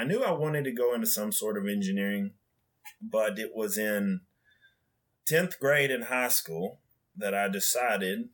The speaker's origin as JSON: {"language": "English", "region": "West Kentucky", "country": "United States", "tie": "born or raised there", "also_born_or_lived": "Union City, Tennessee", "said": "growing up in the Union City, Tennessee factory around where I'm from originally, because I'm originally from West Kentucky"}